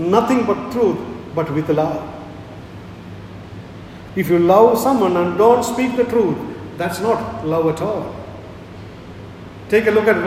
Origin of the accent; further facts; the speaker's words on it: India; I am an Indian